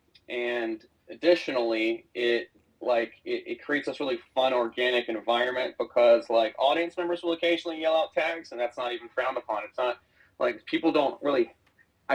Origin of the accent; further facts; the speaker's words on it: Alabama, United States; as a kid growing up in Alabama